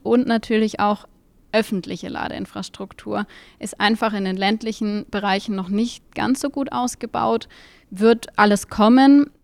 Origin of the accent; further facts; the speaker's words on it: Munich, Bavaria, Germany; ich komme aus München